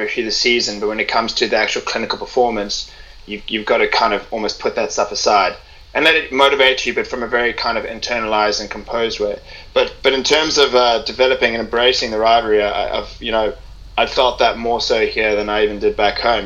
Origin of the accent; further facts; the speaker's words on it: Cape Town, Western Cape, South Africa; now in England, United Kingdom; I'm from Cape Town